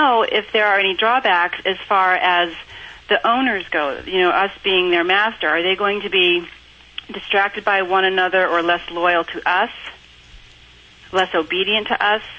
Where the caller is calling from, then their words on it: Nampa, Idaho, United States; Nampa, Idaho.